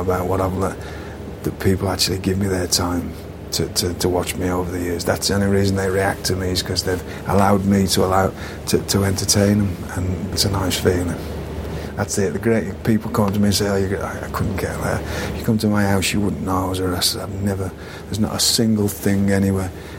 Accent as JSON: {"language": "English", "country": "United Kingdom", "moved": "yes", "said": "I didn't take myself seriously, which is a quality of being British"}